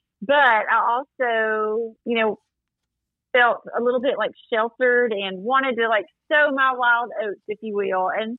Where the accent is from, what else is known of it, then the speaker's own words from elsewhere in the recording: Springhill, Louisiana, United States; also born or lived in El Dorado, Arkansas; now in Minden, United States; I'm actually originally from Spring Hill, Louisiana, but I lived in El Dorado for about 8 years. And it's just about an hour away, maybe an hour and 15 minutes, so not far.